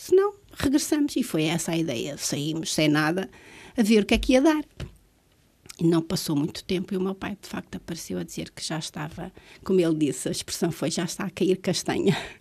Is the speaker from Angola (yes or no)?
yes; Luanda, Luanda Province, Angola; moved away as an adult; also born or lived in Vila Nova de Gaia, Portugal / Manteigas, Portugal; now in Azores, Portugal; Se eu tenho que escolher uma cidade onde fui criada, é Luanda